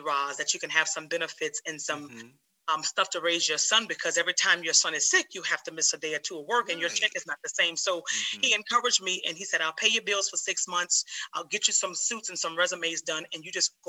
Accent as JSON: {"language": "English", "town": "New Orleans", "region": "Louisiana", "country": "United States", "tie": "born or raised there", "also_born_or_lived": "Georgia", "moved": "as an adult", "lives_now": "North Carolina, United States", "said": "Born and raised in New Orleans, Louisiana. That is my hometown."}